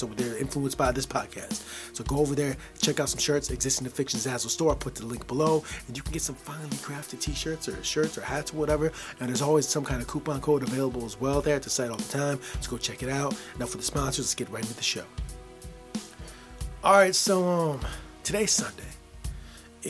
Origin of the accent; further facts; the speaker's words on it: United States; now in Michigan, United States; Growing up in the United States of America as a small child, in my small neighborhood